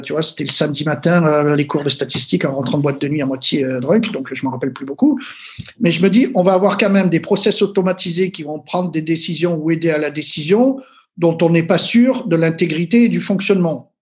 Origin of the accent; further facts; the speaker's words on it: Marseille, Provence-Alpes-Côte d'Azur, France; je viens de Marseille